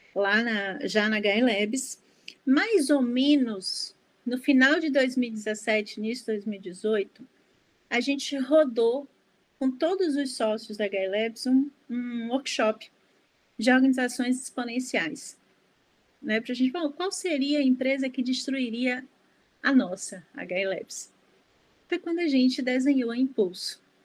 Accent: Salvador, Bahia, Brazil; eu sou de Salvador

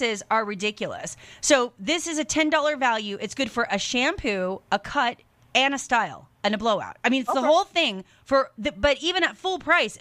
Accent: Seattle, Washington, United States; I was born and raised in the Seattle area

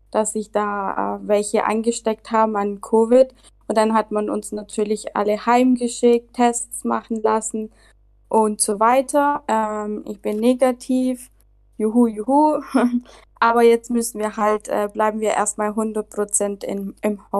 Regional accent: Germany; now in Barcelona, Spain; Genau, also … Ähm, ich bin eigentlich aus Deutschland, aber lebe gerade in Barcelona.

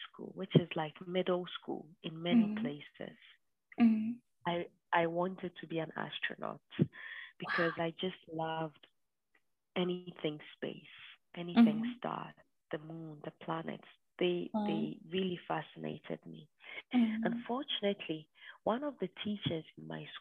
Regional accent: Ghana; moved away as an adult; now in United States; I'm Ghanaian and I am currently doing my PhD in the US.

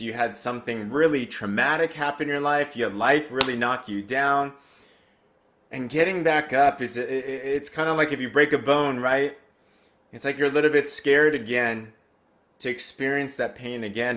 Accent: United States; I grew up in America. Growing up in America, and I'm Asian

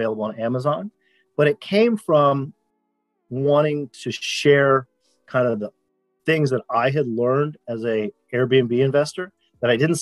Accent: Rockville, Maryland, United States; from Rockville, Maryland, which is a suburb of Washington, D.C. Grew up, you know, kind of normal life, public school

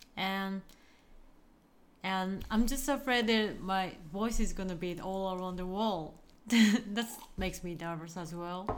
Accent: Fukuoka, Japan; I'm from Fukuoka.

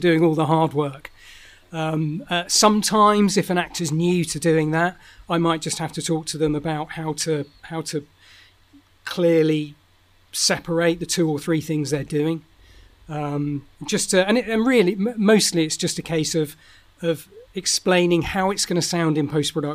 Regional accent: South and southeast of the UK, South East England, United Kingdom; accent: Estuary English; my accent is a very sort of it's called Estuary English, which is a sort of expansion of London, of a London accent. It's a very southern. Accent.

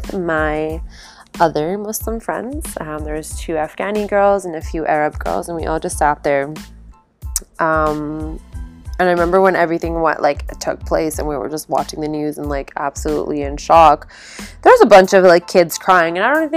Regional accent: Calgary, Alberta, Canada; also born or lived in Toronto, Ontario; It was just my parents and I out in Calgary at a very young age. And we didn't have any family when we originally moved to Calgary.

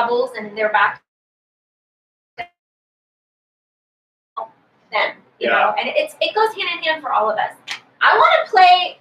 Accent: Granite Bay, California, United States; where I was from Granite Bay

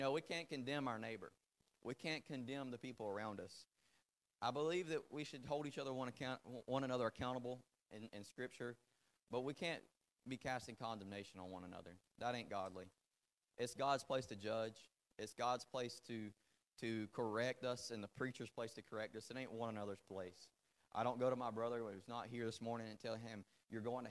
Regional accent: the South, United States; first language English; I was born in South in America where we say yes ma'am whether you're married or not.

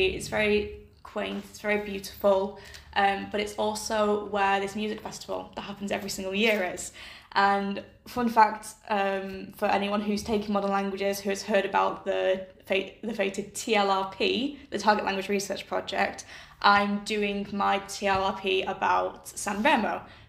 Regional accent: Accrington, North West England, United Kingdom; moved away as an adult; also born or lived in Durham; now in Modena, Italy; So it's either I say I'm from Accrington and then they're like, where? Or I say, oh, I'm from Accrington.

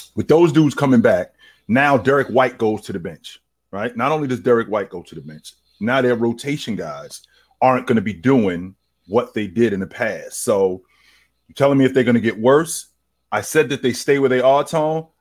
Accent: Northeast, United States; I'm from the Northeast

